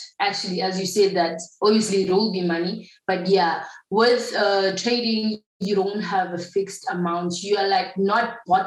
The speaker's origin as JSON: {"language": "English", "region": "KwaZulu-Natal", "country": "South Africa", "moved": "yes", "lives_now": "Johannesburg, South Africa", "said": "I'm actually from KZN. Yet now I'm residing in Joburg, or I should say Funnel Bay."}